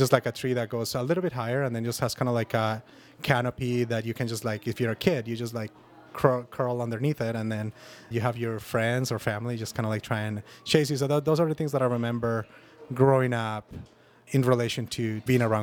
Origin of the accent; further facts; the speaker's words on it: just outside Atlanta, Georgia, United States; also born or lived in Colombia; now in Edmonton, Canada; I grew up just outside Atlanta